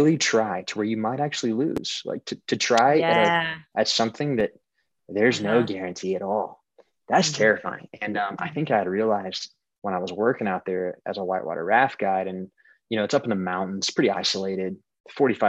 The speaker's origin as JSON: {"language": "English", "region": "Southeast", "country": "United States", "tie": "born or raised there", "also_born_or_lived": "California", "moved": "yes", "said": "I grew up in the Southeast"}